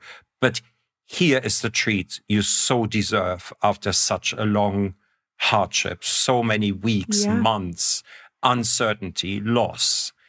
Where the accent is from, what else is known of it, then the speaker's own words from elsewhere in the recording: Germany; I'm coming from the Northern Hemisphere, and from Germany, where it's always minus 10 or 15 in the winter. There's no cacao plant anywhere near there.